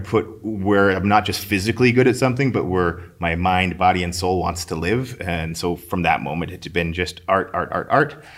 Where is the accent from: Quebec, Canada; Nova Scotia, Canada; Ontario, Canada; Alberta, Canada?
Alberta, Canada; St. Albert; I grew up in Saint Albert